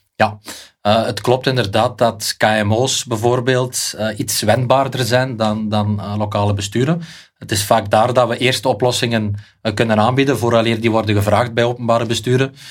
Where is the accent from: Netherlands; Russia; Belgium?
Belgium; Beveren, Flanders; ik ben uit Beveren, dat ga je misschien horen aan de tongval